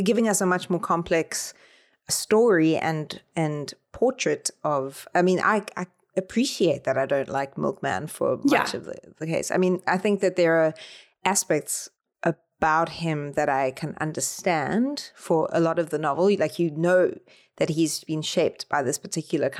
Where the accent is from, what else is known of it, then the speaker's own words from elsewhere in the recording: South Africa; the way that J.M. Coetzee is on Set Works in South Africa. Like, we read Disgrace for our final year at high